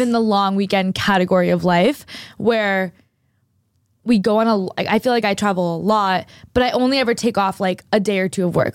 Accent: New Hampshire, United States; moved away; I grew up in New Hampshire, like, for at least a, a lot of my life

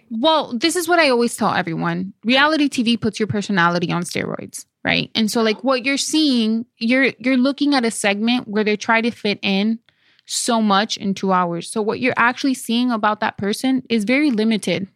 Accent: Dominican Republic; moved away; on my birth certificate in Dominican Republic

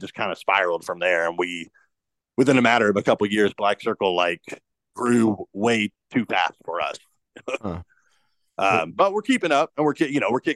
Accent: Indianapolis, Indiana, United States; I'm from Indianapolis.

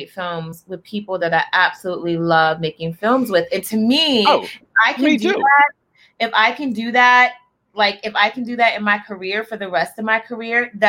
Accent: Charleston, South Carolina, United States; I'm from Charleston. We have a whole accent

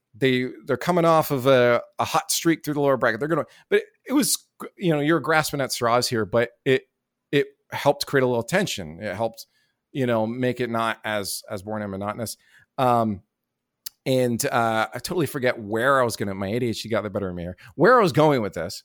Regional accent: Canada; I didn't have a visa to the work in the U S 'cause I'm Canadian

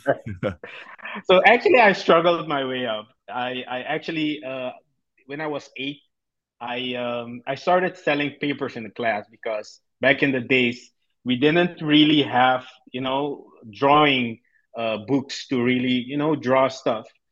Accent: Suriname; born and raised in Suriname in South America

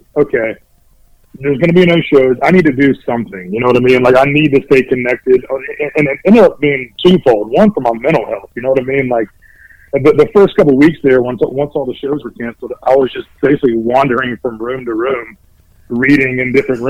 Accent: Greenville, North Carolina, United States; now in Wilmington, United States; I was born and raised in North Carolina, but I was born in Greenville, which is about 2 hours north of where I'm at now

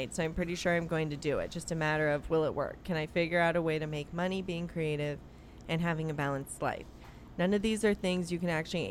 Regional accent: United States; as American women

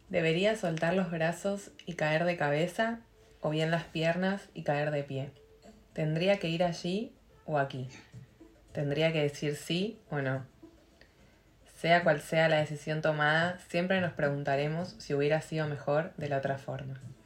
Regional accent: Argentina; moved away as an adult; also born or lived in Catalonia / Switzerland; yo me fui de Argentina enojada

